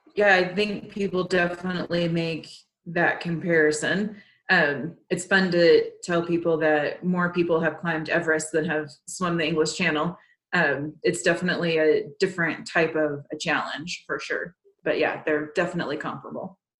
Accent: Texas, United States; moved away; I grew up in Texas, and the lakes there aren't very inviting

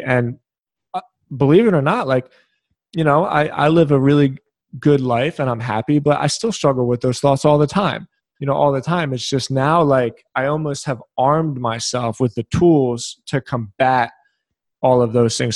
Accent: Philadelphia, Pennsylvania, United States; I'm from Philadelphia.

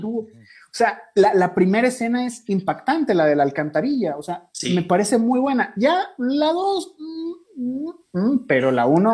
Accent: Mexico; now in Ecuador; yo soy mexicano, pero vivimos aquí en Ecuador todos

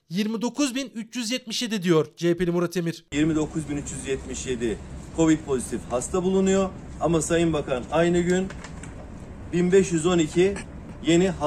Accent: Ankara, Turkey; also born or lived in Malatya; Yok aslen Malatya doğumluyum ama e, büyümem, gençlik yıllarım, eğitimim e, ve meslek hayatım hep Ankara'da geçti.

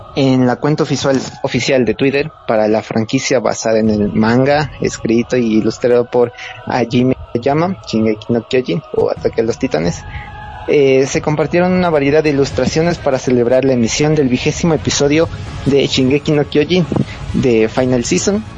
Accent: Ecuador; soy de Ecuador

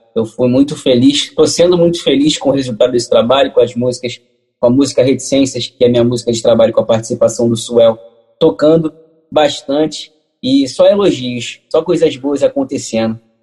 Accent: Rio de Janeiro, Brazil; Eu moro aqui no Rio de Janeiro, tá nascido e criado aqui no Catete

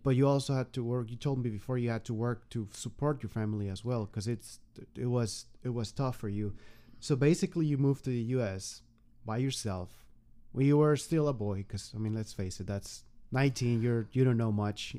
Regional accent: Mexico; moved away as an adult; now in United States; been almost three years in the U.S. and we remember when we were back in Mexico

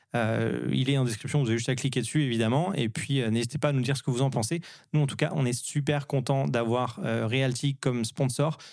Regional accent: France; now in Montreal, Canada; on est des Français qui vivons euh, à, Montréal

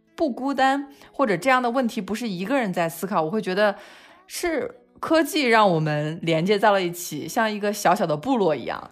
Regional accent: China; moved away as an adult; also born or lived in London; now in Spain; 我们中国人

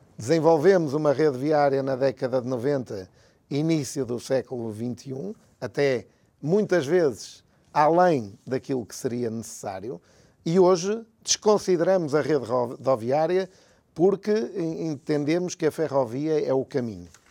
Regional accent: Porto, Norte, Portugal; eu sou do Porto

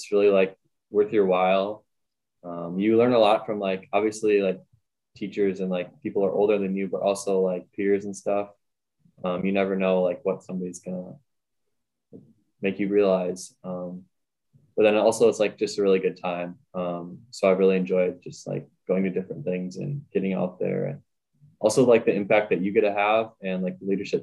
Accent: Redwood Falls, Minnesota, United States; I'm from Rutted Falls, Minnesota. I just graduated high school this spring

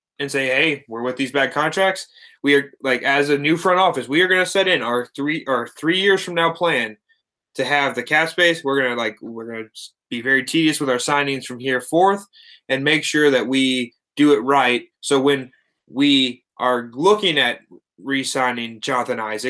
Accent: Portland, Oregon, United States; my hometown team, the Portland Trailblazers

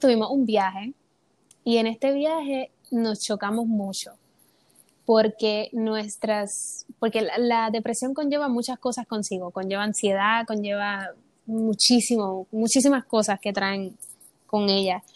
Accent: Puerto Rico; soy de Puerto Rico, tengo 22 años

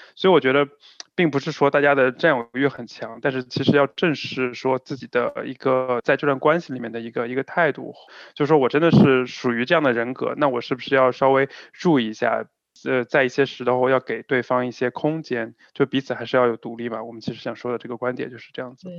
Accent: China; 我们中国人

